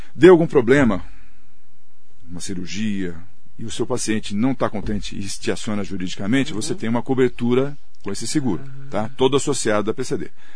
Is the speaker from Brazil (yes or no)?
yes; Mogi das Cruzes, São Paulo, Brazil; sou de Mogi, fiquei lá